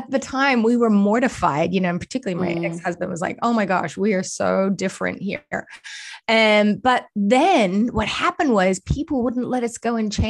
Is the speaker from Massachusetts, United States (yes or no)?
yes; Boston, Massachusetts, United States; accent: Boston; now in Australia; that sounds a little bit like Boston. That's my Boston accent.